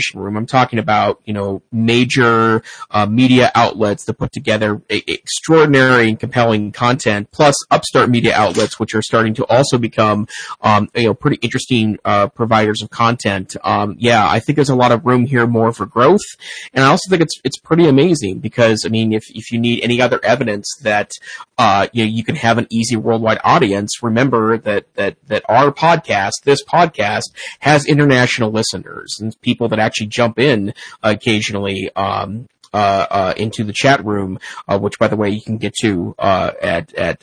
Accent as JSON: {"language": "English", "town": "Great Falls", "region": "Montana", "country": "United States", "tie": "born or raised there", "moved": "yes", "said": "my hometown, Great Falls, Montana"}